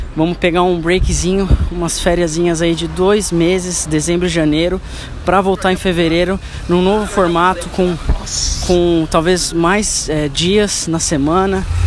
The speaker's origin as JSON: {"language": "Portuguese", "region": "São Paulo", "country": "Brazil", "tie": "born or raised there", "said": "eu nasci na Zona Leste, São Paulo"}